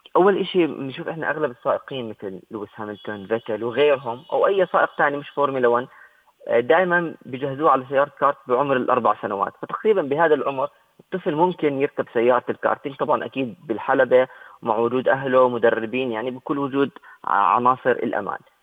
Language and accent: Arabic; Jordan; احنا عندنا بالاردن